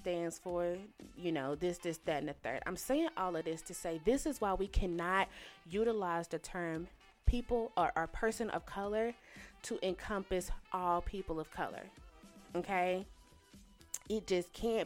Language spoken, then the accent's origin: English; Shreveport, Louisiana, United States; moved away; my hometown is Shreveport, Louisiana.